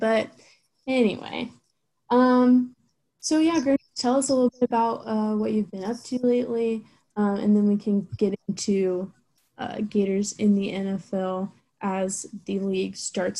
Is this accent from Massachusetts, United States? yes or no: no; Jacksonville, Florida, United States; we're both from Jacksonville